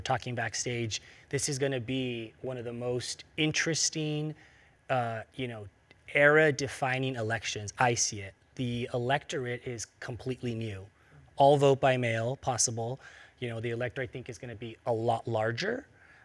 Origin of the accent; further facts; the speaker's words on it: Ventura, California, United States; also born or lived in Los Angeles, United States / Washington, D.C., United States / Sacramento, United States; I was born in Ventura, California, so not too far away from here